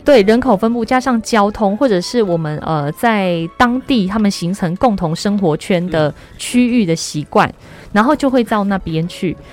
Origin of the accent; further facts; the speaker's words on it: Taichung, Taiwan; 我们台中